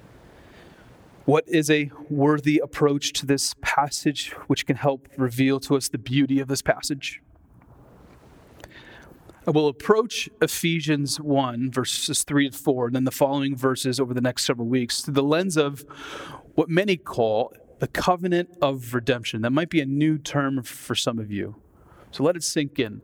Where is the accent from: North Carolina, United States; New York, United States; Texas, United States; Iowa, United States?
Iowa, United States; moved away as an adult; also born or lived in Twin Cities, Minnesota; Growing up in Iowa